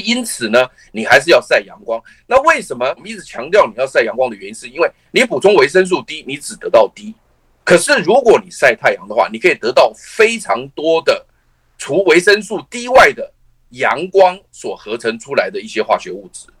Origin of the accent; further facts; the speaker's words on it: Taiwan; 我们台湾人